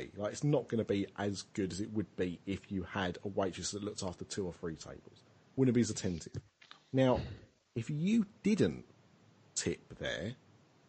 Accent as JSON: {"language": "English", "country": "United Kingdom", "said": "we're British"}